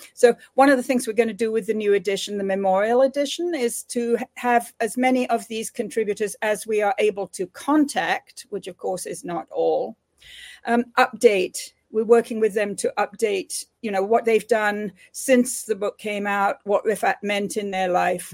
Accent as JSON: {"language": "English", "region": "England", "country": "United Kingdom", "tie": "born or raised there", "moved": "yes", "said": "growing up in United Kingdom in the era of decolonization there."}